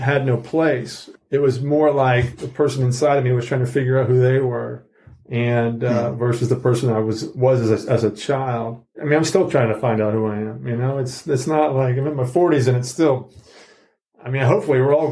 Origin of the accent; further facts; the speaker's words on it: Georgia, United States; moved away as an adult; also born or lived in New York; I come from Georgia